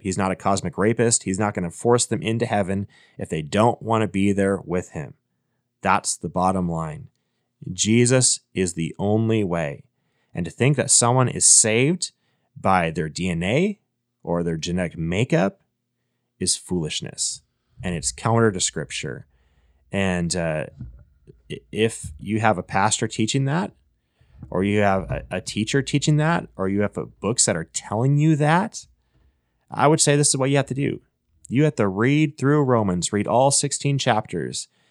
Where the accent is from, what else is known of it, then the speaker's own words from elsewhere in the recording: Minnesota, United States; I was born in Minnesota